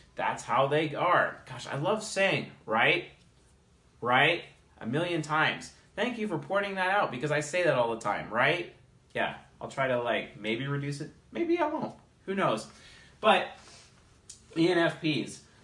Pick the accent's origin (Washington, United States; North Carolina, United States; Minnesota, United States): Washington, United States; Seattle; I'm from Seattle